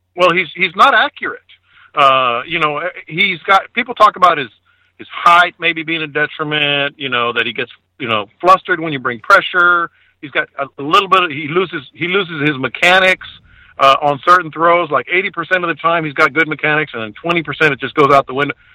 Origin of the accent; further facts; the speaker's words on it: San Antonio, Texas, United States; now in Houston, United States; I grew up in San Antonio